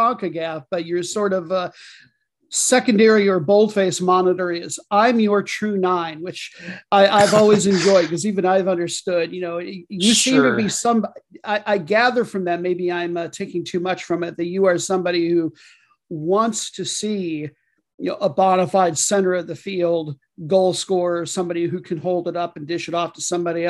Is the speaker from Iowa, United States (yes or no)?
yes; Iowa, United States; I grew up in Iowa